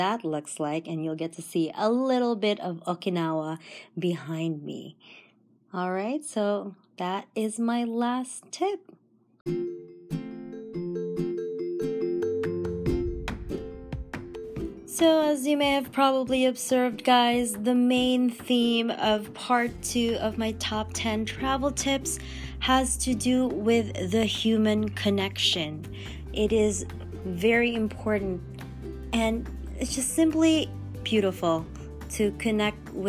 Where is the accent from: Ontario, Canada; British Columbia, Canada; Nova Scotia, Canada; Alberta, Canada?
Ontario, Canada; Toronto; I'm from Toronto